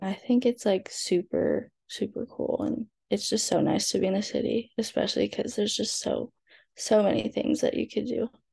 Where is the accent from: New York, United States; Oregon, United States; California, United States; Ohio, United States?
California, United States; SoCal; growing up in SoCal